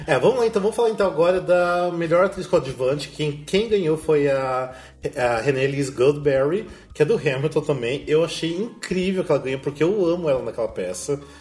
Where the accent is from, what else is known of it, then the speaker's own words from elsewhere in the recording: Brazil; como brasileiro